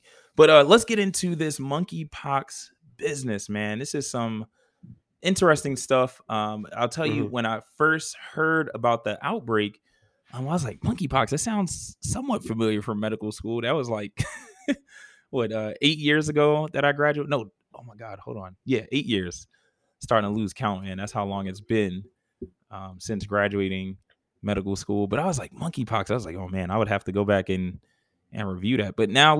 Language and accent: English; New York, United States; now in Georgia, United States; I'm a New Yorker at heart.